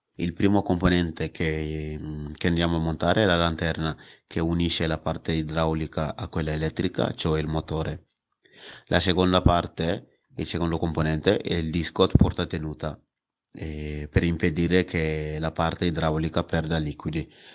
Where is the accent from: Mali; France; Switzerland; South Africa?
Mali; now in Italy; erano da 11 anni che non tornavo nel mio paese che, che è il Mali